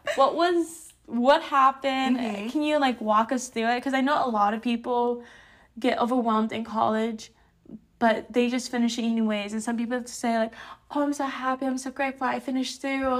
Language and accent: English; Hawaii, United States; I'm Japanese, but I'm fifth generation here in Hawaii.